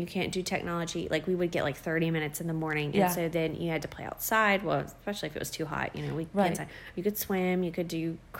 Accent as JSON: {"language": "English", "region": "Arkansas", "country": "United States", "tie": "born or raised there", "also_born_or_lived": "Lake Charles, Louisiana", "said": "I was born in Lake Charles, and we moved to Arkansas when I was 8."}